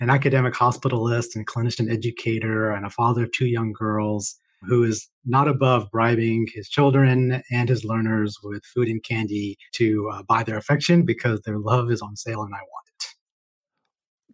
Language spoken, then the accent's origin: English; the South, United States; moved away as an adult; also born or lived in Seattle; now in Atlanta, United States; growing up in the South